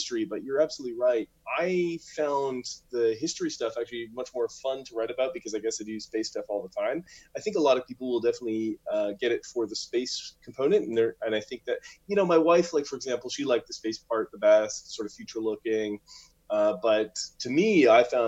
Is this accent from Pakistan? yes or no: no; Ottawa, Ontario, Canada; moved away; I'm from Ottawa originally